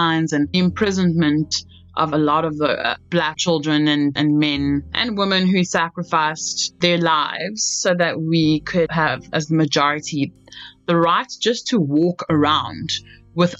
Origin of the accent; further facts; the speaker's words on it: Port Elizabeth, Eastern Cape, South Africa; moved away as an adult; also born or lived in New York City; now in New York, United States; I am originally from Port Elizabeth, South Africa. I currently live in New York